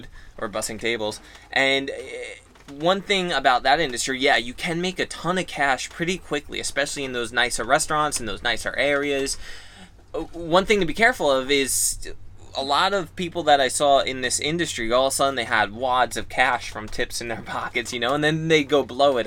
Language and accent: English; Long Island, New York, United States; I grew up in Long Island